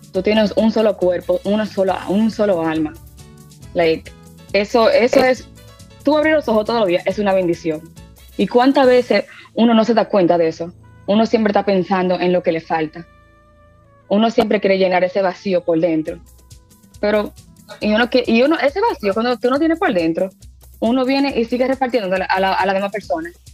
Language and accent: Spanish; Reading, Pennsylvania, United States; also born or lived in New York; yo estoy nacida y criada en Reading, Pensilvania